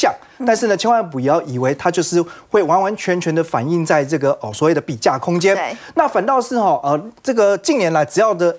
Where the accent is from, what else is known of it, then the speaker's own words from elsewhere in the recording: Taiwan; 那我们台湾这边当然是台币，所以你要乘上汇率。